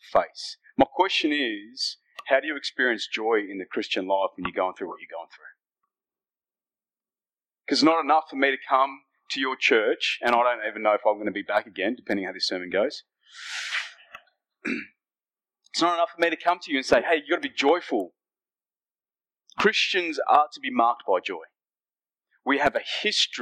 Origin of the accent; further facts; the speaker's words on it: Fiji; now in Australia; I am from Fiji, that's where I was born. but my heritage is Indian